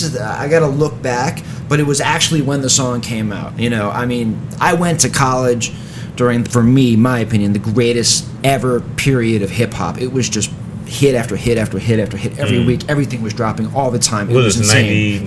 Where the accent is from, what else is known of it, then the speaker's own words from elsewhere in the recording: New York City, New York, United States; Yup. So, you know, it was very neighborhoody, very bland, very kind of a boring part of New York City.